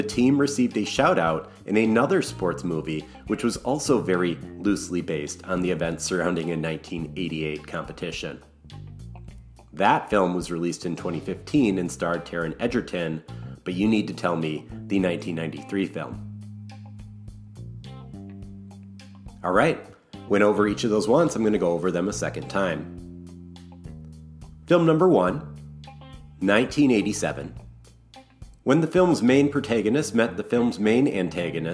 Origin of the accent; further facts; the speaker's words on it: Wisconsin, United States; my home state of Wisconsin